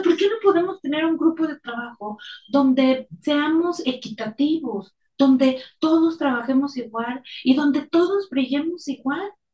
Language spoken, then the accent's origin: Spanish; Mexico; now in Mexico City, Mexico; los que vivimos aquí en la Ciudad de México, que nos ha tocado experimentar los temblores del último, el del 2017, era una gran sensación de unidad como mexicanos